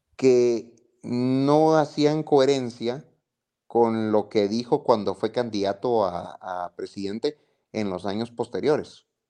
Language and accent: Spanish; Guatemala; de lo que hemos vivido como guatemaltecos